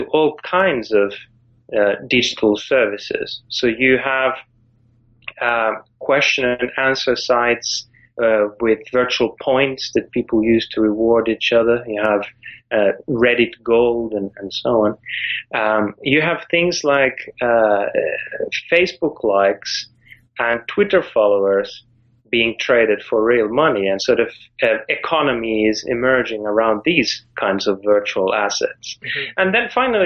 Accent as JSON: {"language": "English", "country": "Finland", "moved": "yes", "said": "I'm from Finland originally"}